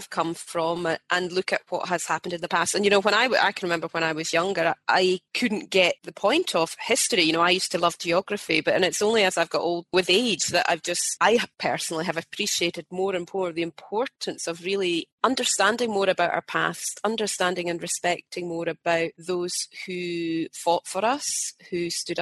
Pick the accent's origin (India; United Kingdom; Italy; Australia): United Kingdom; Scotland; being a Scot, you know, that's something that is just embedded in part of our culture and our history and what we're taught from a very young age